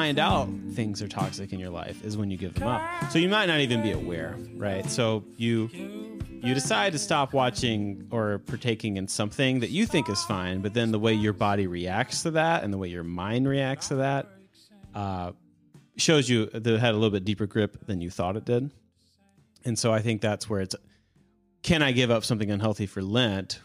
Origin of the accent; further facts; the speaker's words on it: United States; I'm an American